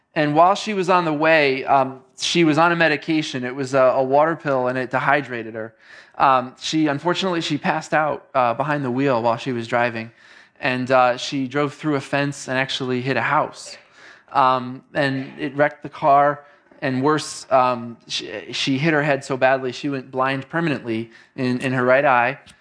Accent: New York City, New York, United States; moved away as an adult; also born or lived in Queens / Long Island; now in Northeast Ohio, United States; I came here to Northeast Ohio just about eleven years ago from New York City, which is where I grew up.

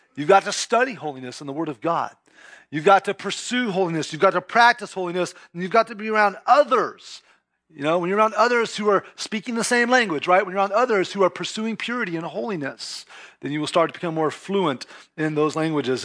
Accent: California, United States; first language English; like most Californians, I was raised with a lot of Spanish around me.

